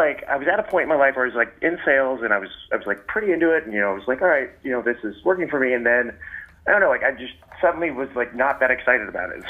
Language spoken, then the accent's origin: English; Tarrytown, New York, United States; I'm from Tarrytown originally.